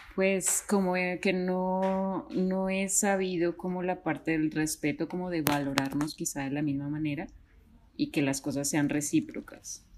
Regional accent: Mexico; now in Bogotá, Colombia; yo soy mexicana, pero radico ahorita en Bogotá, Colombia.

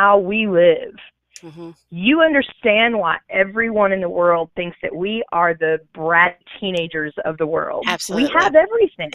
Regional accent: Texas, United States; growing up in Texas, well, two things about growing up in Texas.

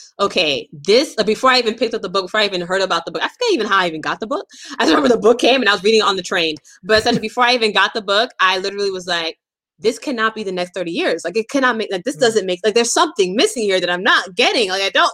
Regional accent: United States; moved away as an adult; also born or lived in Brooklyn, New York / Boston, Massachusetts / Stanford, California; I grew up in Brooklyn, New York, and Boston, Massachusetts

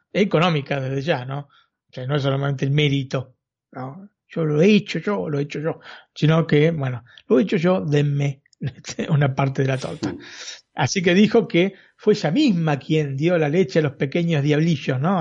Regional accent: Argentina; siendo argentino

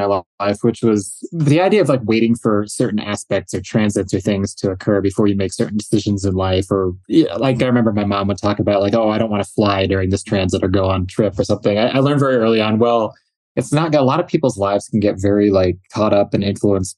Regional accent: Minneapolis, Minnesota, United States; I grew up in the Minneapolis metro in the 90s and 80s and 90s

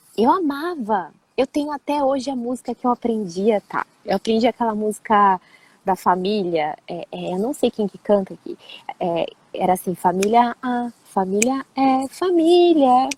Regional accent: São Paulo, Brazil; also born or lived in Rio de Janeiro / Petrópolis; eu nasci no Rio e eu morei em Petrópolis, e aí eu tava começando, era muito pequenininha. E aí, é, assim, instantaneamente a minha vida mudou, porque os meus pais se separaram e eu fui para São Paulo

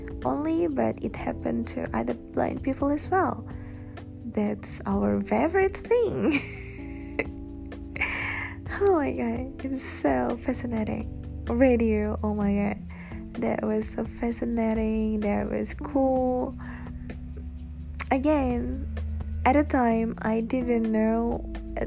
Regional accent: Indonesia; moved away; back in my home country, Indonesia

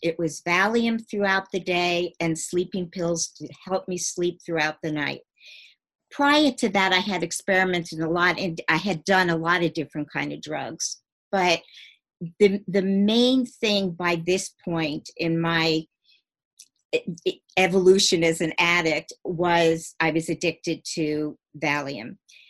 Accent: New York, United States; I grew up in Long Island. I lived in a nice home.

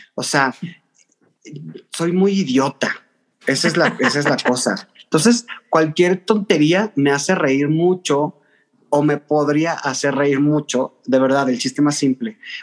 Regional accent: Mexico City, Mexico; soy chilango, porque me preguntan mucho. Soy de la Ciudad de México pero con sangre norteña de Tamaulipas.

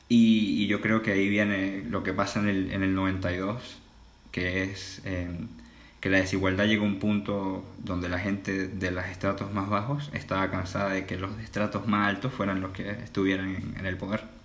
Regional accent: Venezuela; moved away; also born or lived in China; soy venezolano y tengo 20 años.

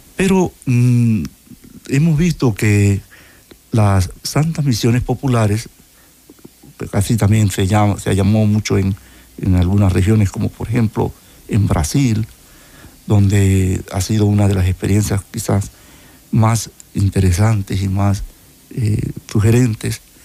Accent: Panama; Soy panameño

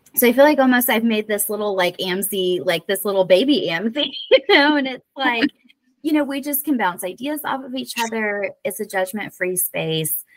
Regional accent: Florida, United States; accent: southern; moved away as an adult; now in Whidbey Island, Washington, United States; from florida like okay yeah. okay so yeah just born and bred

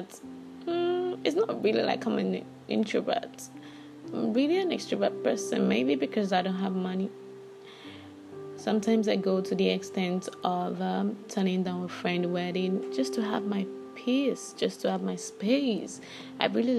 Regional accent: Lagos, Nigeria; I'm Yoruba. I'm from Lagos.

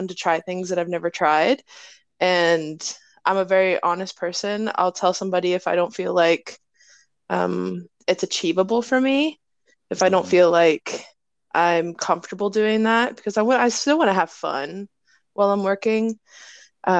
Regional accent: Ohio, United States; I am from Ohio, the state of abandoned buildings

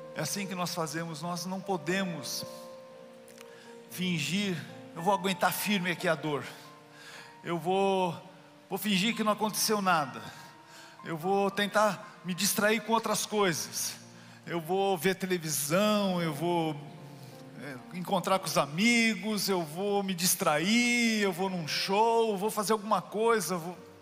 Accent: Brazil; Eu sou brasileiro

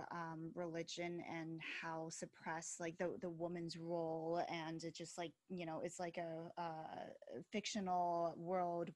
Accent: Philadelphia, Pennsylvania, United States; I'm from Philadelphia

